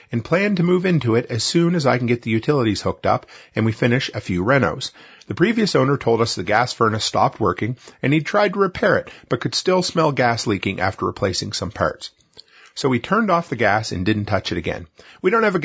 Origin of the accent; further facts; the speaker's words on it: Nova Scotia, Canada; moved away; I grew up on the East Coast in rural Nova Scotia